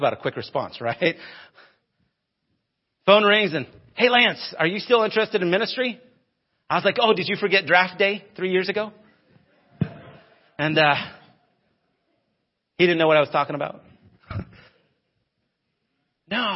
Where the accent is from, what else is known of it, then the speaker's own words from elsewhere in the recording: United States; moved away as an adult; also born or lived in Denver, Colorado / Phoenix, Arizona / Arcadia, Florida; Growing up in Denver and Phoenix and big cities, we were multiple Walmart towns